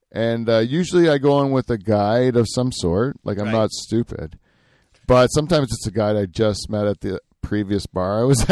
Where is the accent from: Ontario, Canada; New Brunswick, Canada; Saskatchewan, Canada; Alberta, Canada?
Ontario, Canada; Norfolk County; I grew up around here in Norfolk County